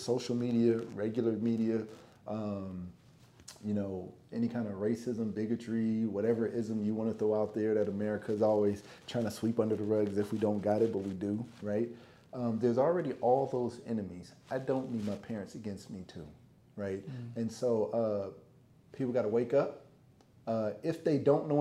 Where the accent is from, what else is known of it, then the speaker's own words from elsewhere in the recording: California, United States; moved away; also born or lived in Minnesota; I'm black kid from California, coming from two different worlds